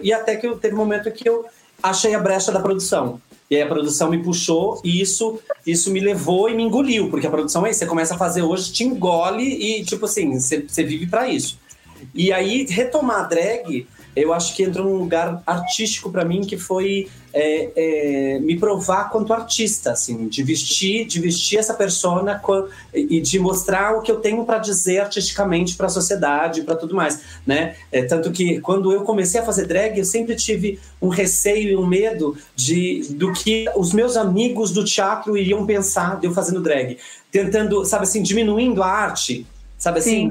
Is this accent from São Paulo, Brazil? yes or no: yes; Bauru, São Paulo, Brazil; eu sou do interior de São Paulo, aqui, a, é, é, que é Bauru